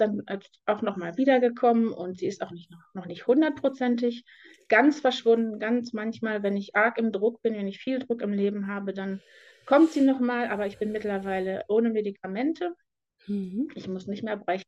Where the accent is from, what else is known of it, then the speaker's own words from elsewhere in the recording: Detmold, North Rhine-Westphalia, Germany; ich komme aus Detmold. Im Moment bin ich noch